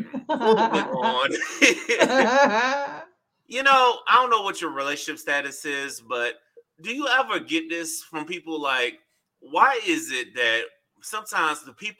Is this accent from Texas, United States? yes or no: no; Tampa, Florida, United States; now in Orlando, United States; my hometown of Tampa. I'm currently in Orlando